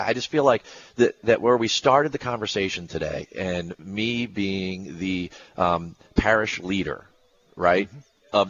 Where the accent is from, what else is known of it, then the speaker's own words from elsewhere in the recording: Edison, New Jersey, United States; I grew up in Edison, New Jersey